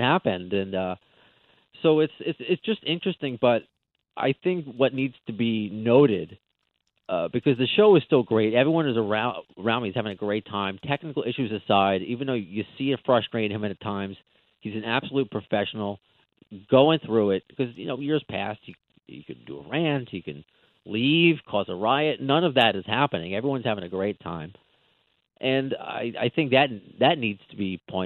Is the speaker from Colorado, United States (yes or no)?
no; Long Island, New York, United States; also born or lived in Brooklyn, New York; now in Queens, New York, United States; I grew up on Long Island, but I mean my family's from Brooklyn, so I have a lot of that in me. But and now I live in Queens.